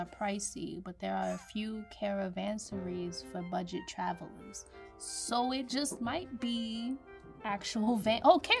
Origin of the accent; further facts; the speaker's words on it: New York, United States; I'm also a New Yorker